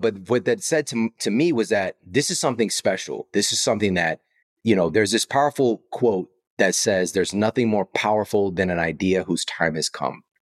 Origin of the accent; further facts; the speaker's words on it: St. Louis, Missouri, United States; I'm from Saint Louis, so Monsanto would come to the job fairs at my university